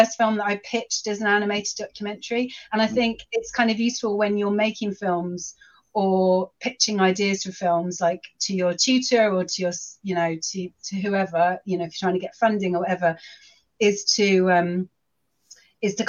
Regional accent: London, United Kingdom; moved away as an adult; now in Shropshire, United Kingdom; I grew up in London and I lived in London for a really long time, but then I got married and I moved to Shropshire

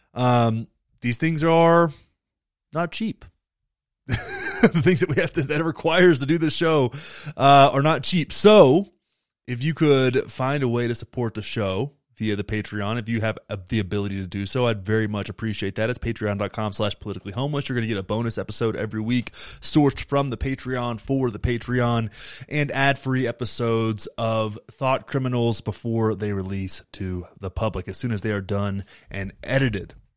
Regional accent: Texas, United States; I grew up in Texas

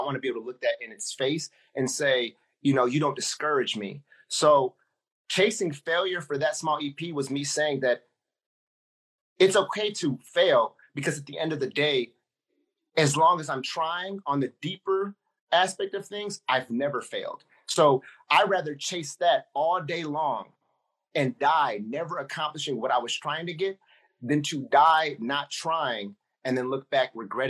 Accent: Ypsilanti, Michigan, United States; I was like, bro, I was like, man, I'm from Ipsy, like down this road.

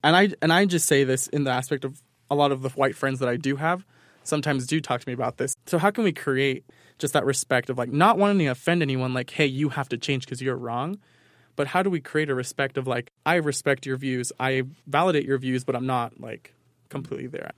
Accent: New York, United States; moved away; growing up in New York

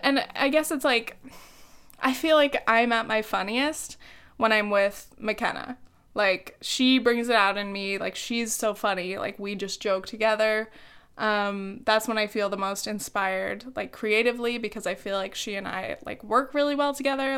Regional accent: South Orange County, California, United States; I grew up in South Orange County

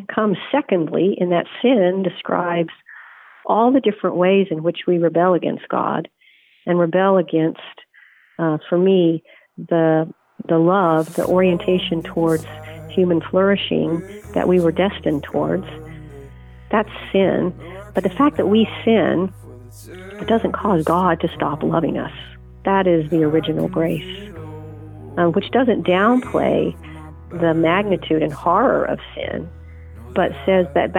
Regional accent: Oklahoma, United States; now in New York City, United States; I grew up in Oklahoma in the Christian Church Disciples of Christ

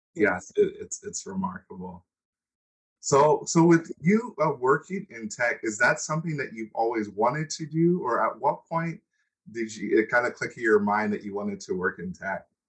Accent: United States; also born or lived in Nigeria; I grew up in the United States, but I wasn't born in the United mm-hmm. States

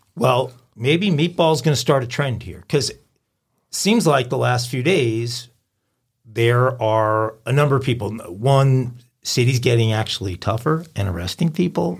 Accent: Long Island, New York, United States; moved away as an adult; also born or lived in Tennessee; I grew up in Long Island, on Long Island

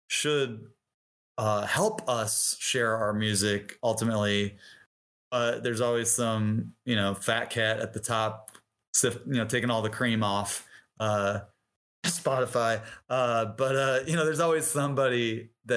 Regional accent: Detroit, Michigan, United States; moved away as an adult; also born or lived in Bloomington, Indiana; I grew up in Detroit

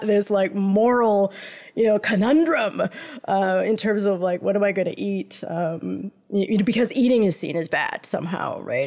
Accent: United States; moved away as an adult; now in Montreal, Canada; I grew up in the United States

